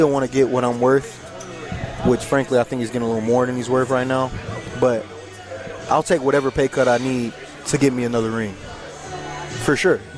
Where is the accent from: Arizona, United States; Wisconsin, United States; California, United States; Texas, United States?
Texas, United States; I'm from Texas